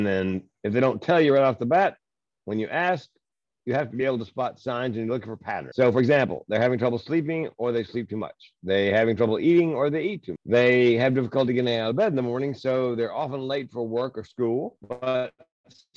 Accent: Southern United States, United States; I was raised in the Southern United States

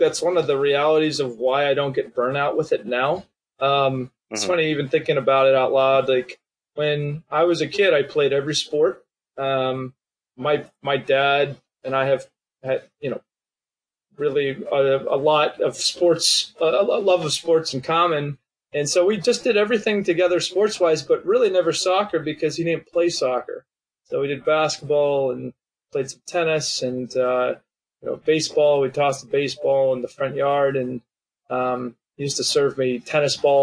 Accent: Boston, Massachusetts, United States; now in Southern California, United States; I grew up in New England and Boston, or just outside

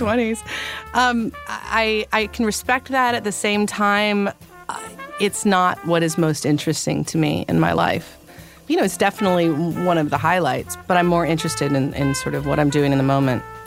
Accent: Northern California, United States; also born or lived in Los Angeles / Paris; now in New York, United States; I was born in Northern California

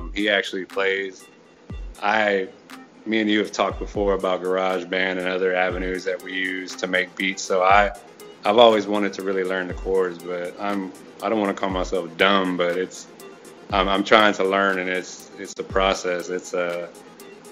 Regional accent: Houston, Texas, United States; also born or lived in Clear Lake; I was born and raised in Houston

